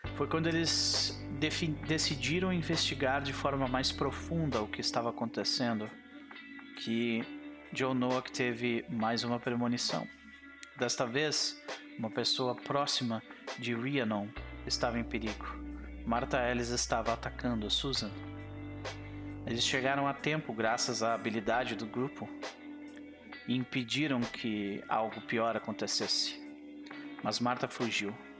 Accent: Brazil; brasileiros que somos

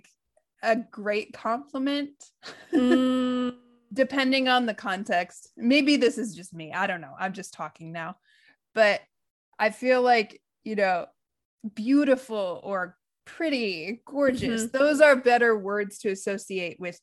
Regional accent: United States

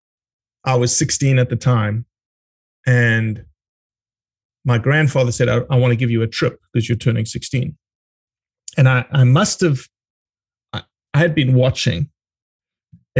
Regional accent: South Africa; also born or lived in Brazil; now in United States; I was born in Brazil. My brother was born in Brazil, and my dad traded rice around the world pretty much for 12 years. And that fell apart a little bit, and that's how we got back to South Africa. We got back to South Africa in the early 80s. And then I was pretty much born and raised in South Africa

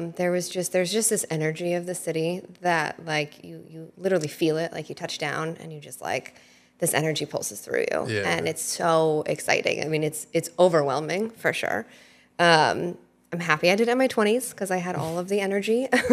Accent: Red Hook, New York, United States; I was born and raised in the Hudson Valley. So I grew up in Red Hook, New York.

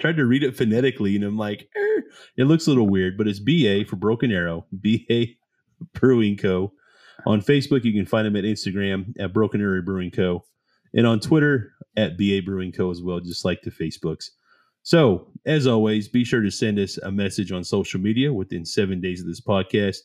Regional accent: the South, United States; we're both from the South.

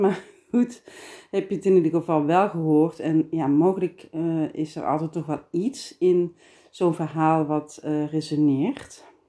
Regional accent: Geldrop, North Brabant, Netherlands; accent: Brabant, soft G; ik ben Brabantse, geboren en getogen in Geelse

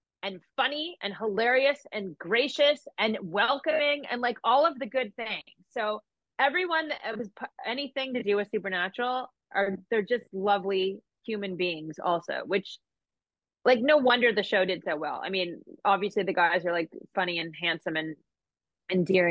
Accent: Canada; I'm Canadian and we do things very differently in Canada

